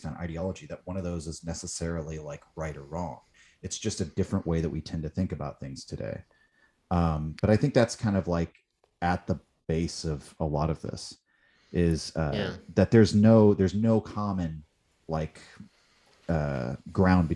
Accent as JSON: {"language": "English", "country": "United States", "said": "I'm an American"}